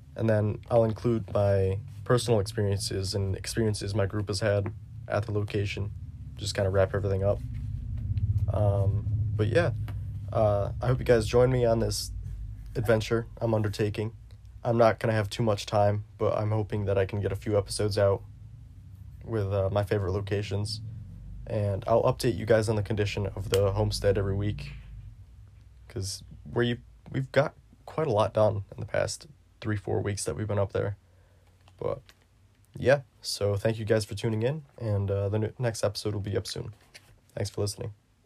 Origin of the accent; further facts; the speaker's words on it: New York, United States; my home state of New York